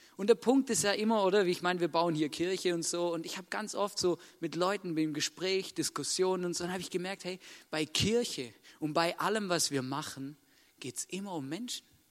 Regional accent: Vorarlberg, Austria; Vorarlberg geboren werden

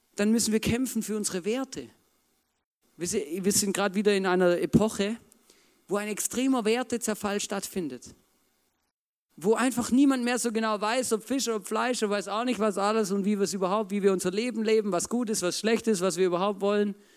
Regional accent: Germany; ich bin auch Deutscher

